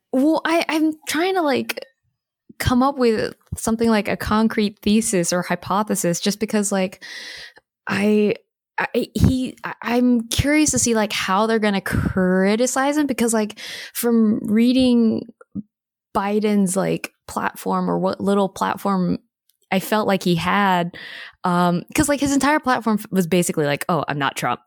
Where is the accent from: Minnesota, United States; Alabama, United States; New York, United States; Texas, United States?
Alabama, United States; I'm from Alabama